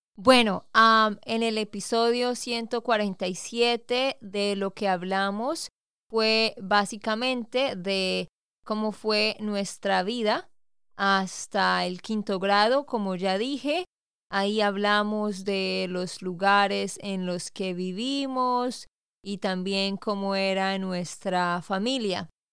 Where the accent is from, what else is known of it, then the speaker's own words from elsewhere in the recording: Santander, Colombia; also born or lived in Bucaramanga; de Santander, Colombia